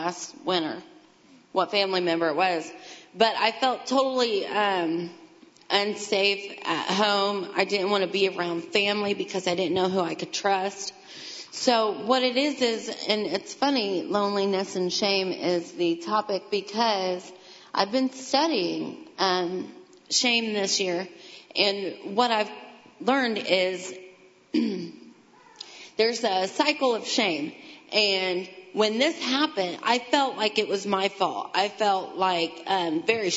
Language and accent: English; Greentown, Indiana, United States; also born or lived in Kokomo; I grew up out in Greentown